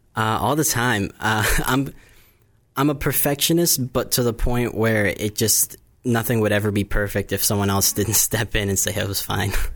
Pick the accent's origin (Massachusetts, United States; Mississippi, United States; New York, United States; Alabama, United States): Massachusetts, United States; Bourne; I grew up here on the Cape